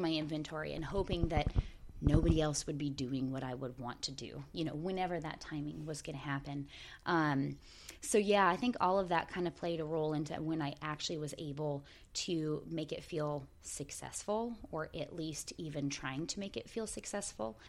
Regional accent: Port Angeles, Washington, United States; the town that I was raised

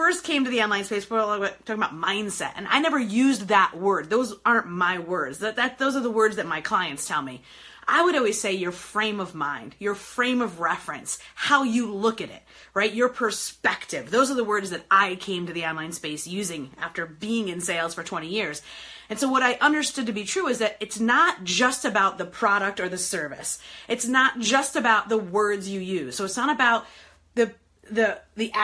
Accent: New York, United States; now in Detroit, United States; I am in beautiful Detroit, Michigan today, born and raised in New York, but Detroit based

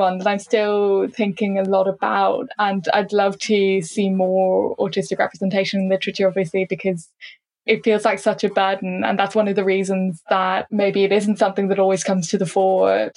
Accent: Ireland

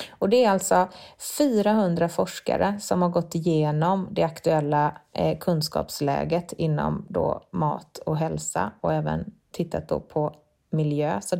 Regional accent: Sweden; det är faktiskt så att trots höjda priser så finns det fortfarande varor som vi svenskar inte är villiga att ge upp.

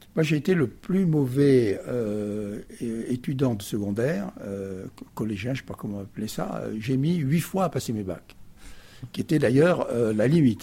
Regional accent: Perpignan, Occitania, France; moved away as an adult; also born or lived in Paris; je suis arrivé avec mes 3 ans dans cette ville du Sud, qui fait que je suis un fils du Sud

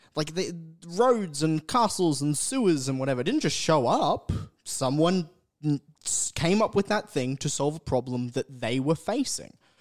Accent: North Queensland, Australia; I grew up in North Queensland.

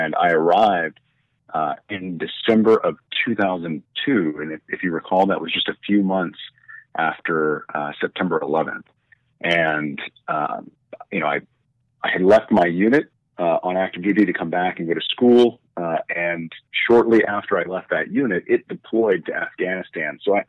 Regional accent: Sioux Falls, South Dakota, United States; also born or lived in Germany; So I spent kind of my first 12 years as a military brat growing up in Germany. And then my parents retired to Sioux Falls, South Dakota, which is where I went to middle school and high school.

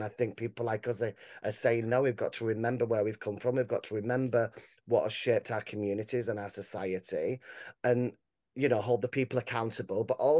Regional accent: Grimethorpe, Yorkshire and the Humber, United Kingdom; I'm from Grimthorpe, you know, which was at the real centre of some of these big disputes that were happening. I was a young boy. I was only four during the strike

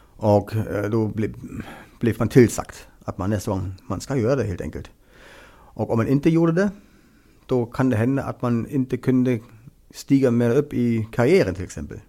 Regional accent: Greifswald, Mecklenburg-Vorpommern, Germany; Swedish is a second language; moved away as an adult; now in Åland, Finland; en språkkurs i Greifswald, i staden der jag kommer ifrån

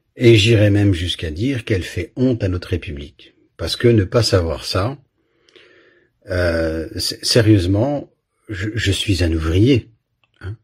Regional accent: Belgium; j'ai grandi en Belgique

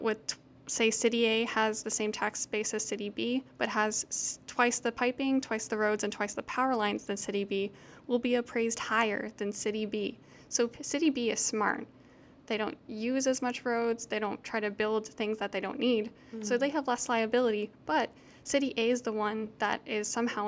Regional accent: Houston, Texas, United States; I'm from Houston, so a lot of people came to Houston after Katrina. Like, I had new neighbors, I had new people at my school

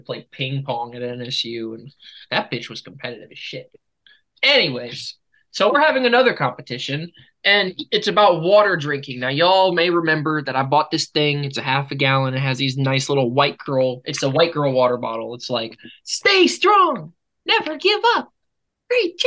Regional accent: United States; I'm American

